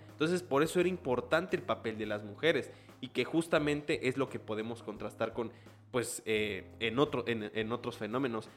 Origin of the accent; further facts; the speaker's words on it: Chiapas, Mexico; en Chiapas pues tampoco somos tan